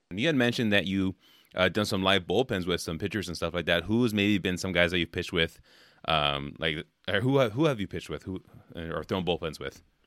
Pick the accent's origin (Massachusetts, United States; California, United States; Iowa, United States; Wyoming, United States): California, United States; now in Wisconsin, United States; I'm from California originally